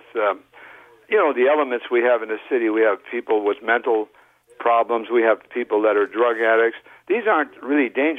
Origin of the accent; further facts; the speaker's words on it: Toronto, Ontario, Canada; when I was growing up in Toronto